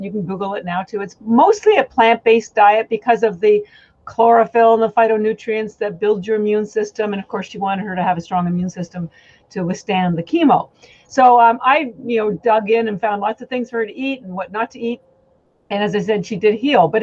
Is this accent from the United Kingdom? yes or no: no; Canada; moved away; I'm actually Canadian